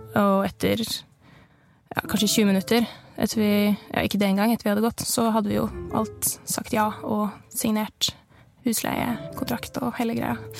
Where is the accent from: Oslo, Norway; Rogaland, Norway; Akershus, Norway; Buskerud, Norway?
Buskerud, Norway; Nesbyen; moved away as an adult; now in Bergen, Norway; jeg er fra Nesbyen i Hallingdal. Ganske lite sted